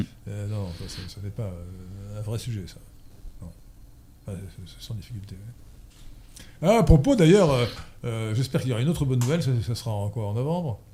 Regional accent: France; nous sommes français

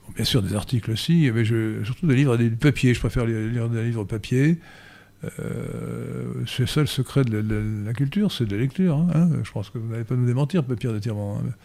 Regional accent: Brittany, France; je suis breton

